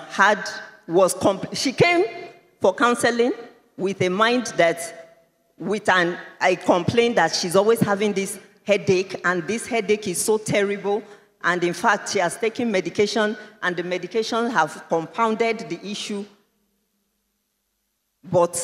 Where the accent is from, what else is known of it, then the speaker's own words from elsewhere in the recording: Nigeria; I am also a Nigerian